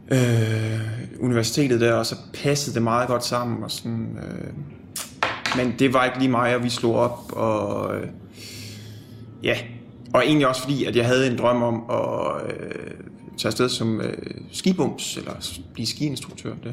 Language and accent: Danish; Annebøl, Southern Denmark, Denmark; now in Copenhagen, Denmark; Jeg er 27 år gammel. Hvor er du fra? Jeg er fra Annebøl, øh, en lille by på Fyn. Øh, tidligere en del af Vissenbjerg Kommune, nu er så en del af Astens Kommune, tror jeg. Øh, ja, oprindeligt.